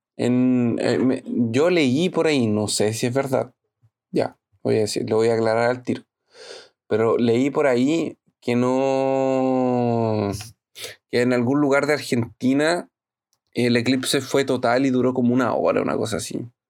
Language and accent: Spanish; La Serena, Coquimbo, Chile; now in Brazil; Yo viví toda mi infancia en La Serena.